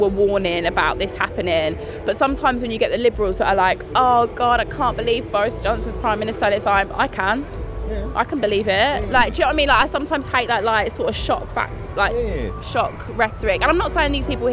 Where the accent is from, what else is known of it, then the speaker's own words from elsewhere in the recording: Bromsgrove, West Midlands, United Kingdom; moved away as an adult; now in London, United Kingdom; I'm from Bromsgrove, so it's just outside of Birmingham